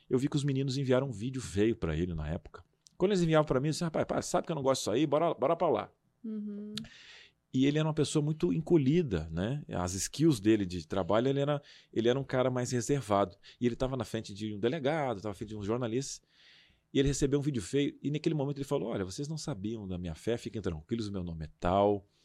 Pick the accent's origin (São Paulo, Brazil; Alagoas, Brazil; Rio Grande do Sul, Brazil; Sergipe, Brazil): Rio Grande do Sul, Brazil; moved away; Naquela época eu tinha um sotaque